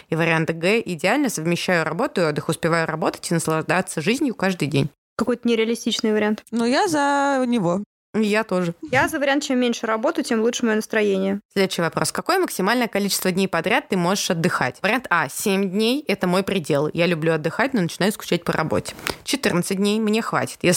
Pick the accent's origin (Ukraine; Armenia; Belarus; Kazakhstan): Armenia; Потому что я армянка.